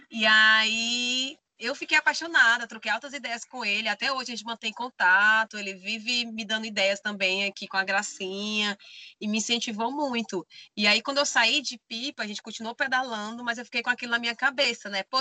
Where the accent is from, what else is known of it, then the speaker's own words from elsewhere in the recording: Bacabal, Maranhão, Brazil; Tá, eu sou do interior do Maranhão, de Bacabal, vim de longe, né?